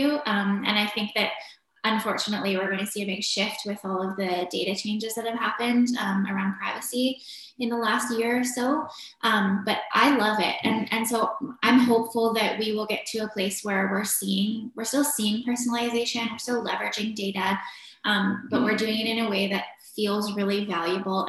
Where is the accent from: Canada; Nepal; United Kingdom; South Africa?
Canada; Victoria, British Columbia; also born or lived in Vancouver; I grew up in Victoria, BC, in Canada. I lived there until I was graduated from high school